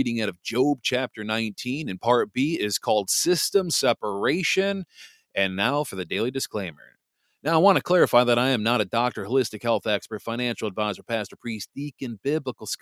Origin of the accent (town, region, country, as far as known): Michigan, United States; born or raised there